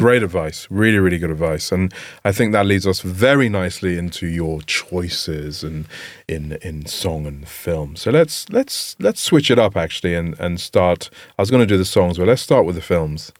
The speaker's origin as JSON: {"language": "English", "region": "England", "country": "United Kingdom", "tie": "born or raised there", "said": "growing up in England"}